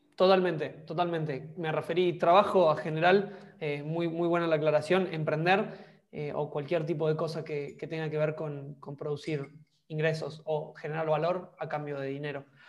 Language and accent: Spanish; Argentina; moved away as an adult; also born or lived in Denmark; me fui de Argentina en busca de, otros horizontes o, de otras cosas